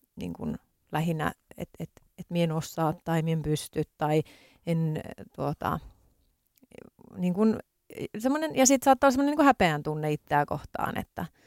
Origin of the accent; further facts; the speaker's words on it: Tornio, Lapland, Finland; moved away as an adult; now in Helsinki, Finland; mä olen Torniosta kotoisin